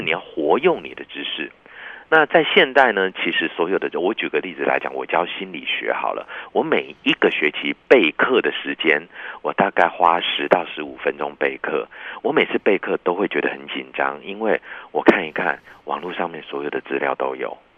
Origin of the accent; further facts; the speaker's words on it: Taiwan; also born or lived in Japan; 这个台湾来的嘛